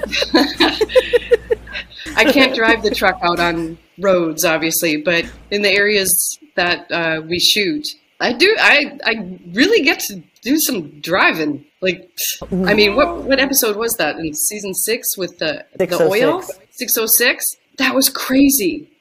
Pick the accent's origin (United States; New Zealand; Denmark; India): United States; Minnesota; I am from Minnesota